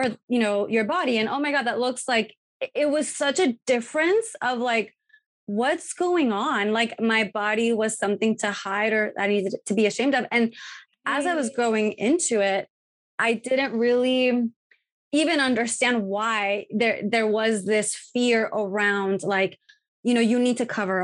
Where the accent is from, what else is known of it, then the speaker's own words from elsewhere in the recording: Tijuana, Baja California, Mexico; growing up in Tijuana in Mexico